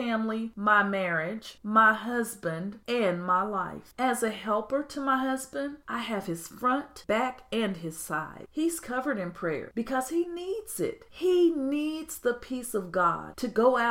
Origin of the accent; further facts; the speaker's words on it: United States; I'm American